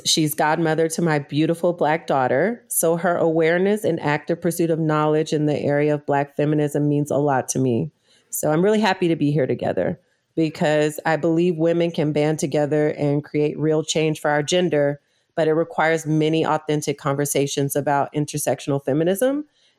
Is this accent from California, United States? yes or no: yes; California, United States; also born or lived in Louisiana; I was born in Louisiana, but I moved shortly after I was born to California in the 90s. So I was exposed to really a lot of different cultures and communities and different ideologies in California. And then when I was 13, I moved back to Louisiana.